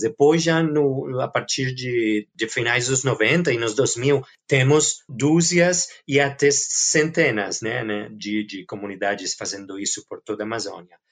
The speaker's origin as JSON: {"language": "Portuguese", "town": "Barcelona", "region": "Catalonia", "country": "Spain", "second_language": "Portuguese", "said": "sou originalmente da Barcelona, de Espanha"}